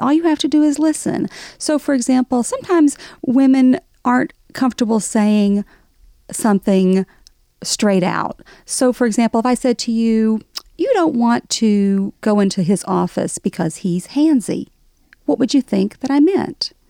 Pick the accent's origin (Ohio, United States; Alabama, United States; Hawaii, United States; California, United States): Alabama, United States; accent: Southern; moved away as an adult; now in New York, United States; growing up in Alabama, nobody was out of the closet in the eighties